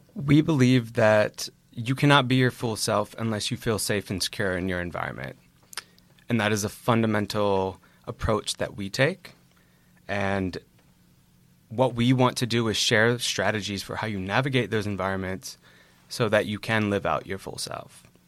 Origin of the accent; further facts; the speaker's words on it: Virginia, United States; moved away as an adult; now in New York, United States; I hail from Virginia and have been a New York resident for about six years.